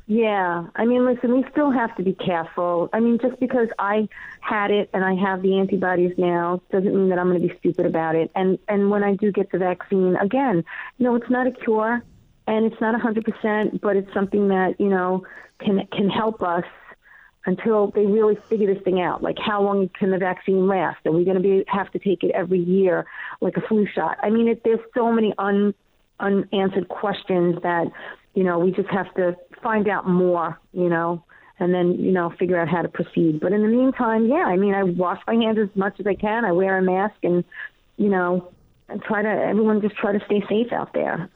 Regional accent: New York City, New York, United States; accent: Queens; my accent, my Queen's accent

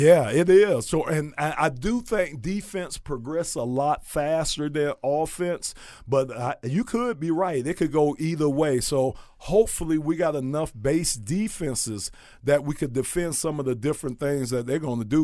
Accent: Miami, Florida, United States; I was from Miami

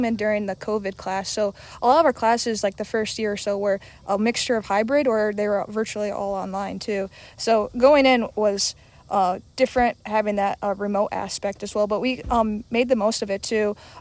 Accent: North Central Illinois, United States; moved away as an adult; now in Iowa, United States; growing up, I grew up in North Central Illinois and came out to Iowa State

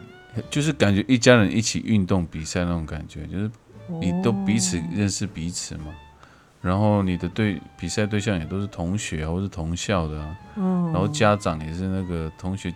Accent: Taiwan; 我从小是在部落长大的，

